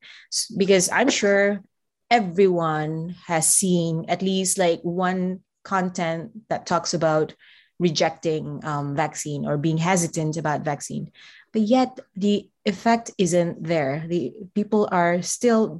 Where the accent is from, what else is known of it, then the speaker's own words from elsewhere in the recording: Brunei; moved away as an adult; now in Berkeley, United States; I'm from Brunei, where predominantly we speak Brunei Malay and a little bit of English.